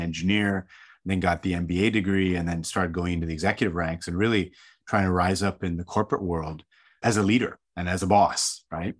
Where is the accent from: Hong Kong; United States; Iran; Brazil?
Hong Kong; I grew up in an Indian family. So my, my mom and dad were from India, and I grew up in Hong Kong